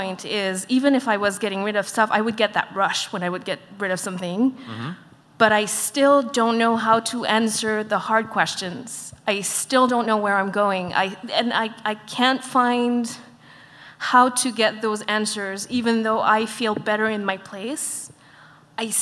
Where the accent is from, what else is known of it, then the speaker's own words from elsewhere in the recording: Montreal, Quebec, Canada; I'm from Montreal as well